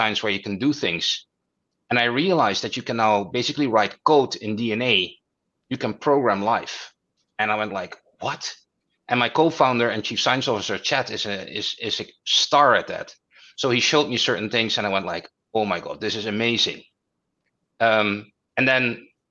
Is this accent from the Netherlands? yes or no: yes; Netherlands; moved away as an adult; now in New York, United States; I'm originally from the Netherlands